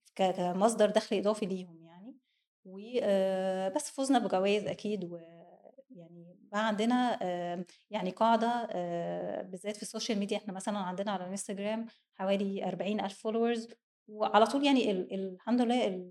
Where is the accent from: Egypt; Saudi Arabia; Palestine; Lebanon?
Egypt; عندنا في مصر هنا